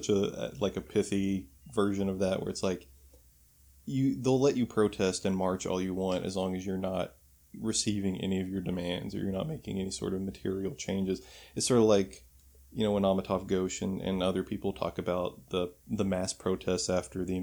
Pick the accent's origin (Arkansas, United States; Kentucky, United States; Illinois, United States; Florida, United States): Kentucky, United States; in Louisville, Kentucky, in my home state